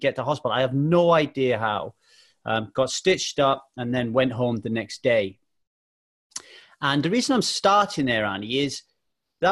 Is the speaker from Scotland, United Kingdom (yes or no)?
no; South Wales Valleys, United Kingdom; born or raised there; also born or lived in Manchester, England